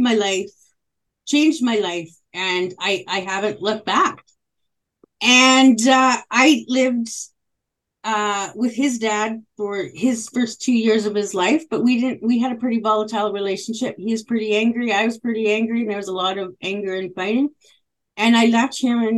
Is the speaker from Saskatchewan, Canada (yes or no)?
yes; Île-à-la-Crosse, Saskatchewan, Canada; I was born in northern Saskatchewan in a place called Isle Cross, Saskatchewan, and I'm actually a 60 scoop survivor